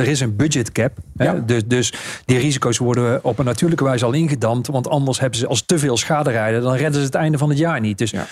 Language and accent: Dutch; Netherlands; wij zijn als Nederlanders ook vrij snel verveeld.